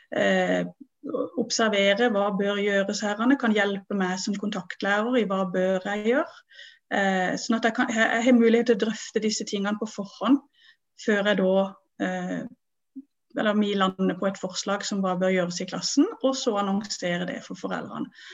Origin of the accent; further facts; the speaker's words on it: Vennesla, Agder, Norway; jeg kommer fra Vennesla